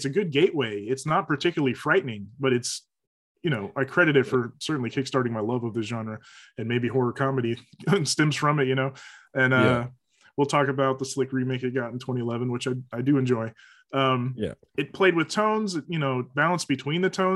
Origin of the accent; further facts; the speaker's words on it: Tampa, Florida, United States; now in Washington, DC, United States; growing up in Tampa, Florida, our local area, we had a creature feature host